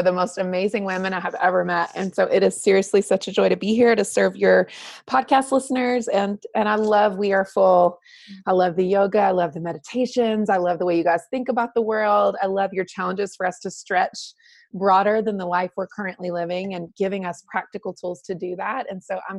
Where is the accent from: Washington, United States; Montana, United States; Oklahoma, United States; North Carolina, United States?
North Carolina, United States; I was raised in the South in North Carolina and had a beautiful upbringing